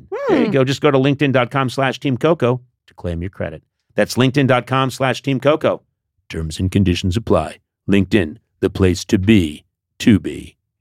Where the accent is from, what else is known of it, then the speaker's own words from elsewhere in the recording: Boston, Massachusetts, United States; now in Los Angeles, United States; I come from the East Coast. You know, I come from Boston and and the outlying Massachusetts area